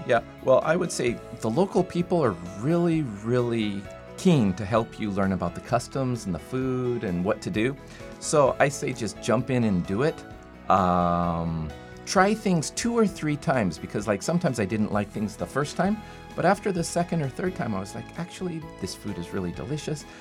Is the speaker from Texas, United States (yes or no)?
no; Salt Lake City, Utah, United States; moved away as an adult; now in Fukuoka, Japan; I'm from Salt Lake City, Utah, in the United States